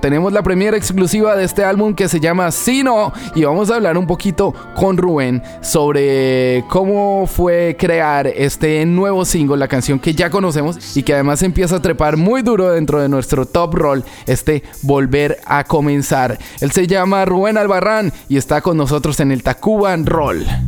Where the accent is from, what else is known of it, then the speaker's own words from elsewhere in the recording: Colombia; Nosotros como buenos colombianos